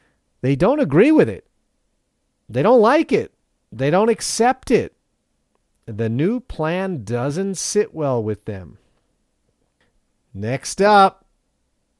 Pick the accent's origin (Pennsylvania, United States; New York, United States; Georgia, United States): Pennsylvania, United States; Philadelphia; moved away as an adult; now in Matsumoto, Japan; where I grew up in the Philadelphia area